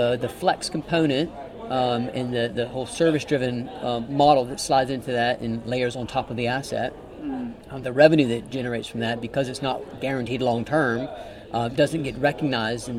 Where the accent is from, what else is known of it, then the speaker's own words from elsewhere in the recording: United States; I'm an American